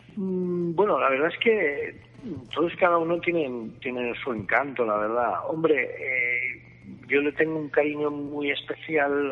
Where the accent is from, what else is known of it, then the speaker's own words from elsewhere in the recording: Lleida, Catalonia, Spain; soy de Lleida